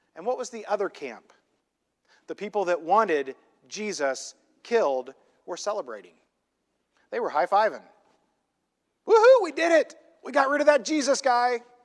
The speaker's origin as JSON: {"language": "English", "region": "Illinois", "country": "United States", "tie": "born or raised there", "moved": "yes", "lives_now": "California, United States", "said": "I grew up in this little, tiny, tiny, small town in Illinois in the middle of a cornfield"}